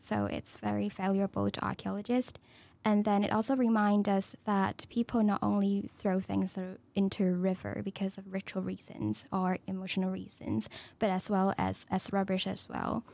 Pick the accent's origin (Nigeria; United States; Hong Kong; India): Hong Kong; moved away as an adult; now in United Kingdom; I'm from Hong Kong. I'm a international student